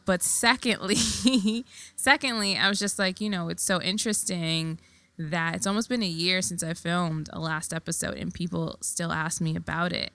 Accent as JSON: {"language": "English", "town": "New York City", "region": "New York", "country": "United States", "tie": "born or raised there", "said": "I was born and raised in Queens"}